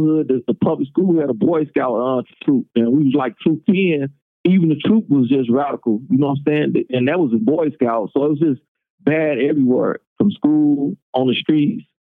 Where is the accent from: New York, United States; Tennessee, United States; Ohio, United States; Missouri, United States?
Missouri, United States; St. Louis; I grew up on the west side